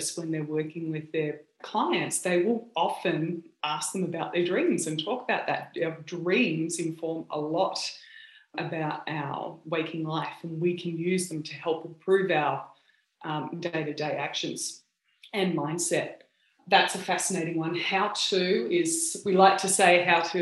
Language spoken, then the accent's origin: English; Australia; accent: Aussie; moved away as an adult; also born or lived in United States; now in California, United States; I sound obviously very Aussie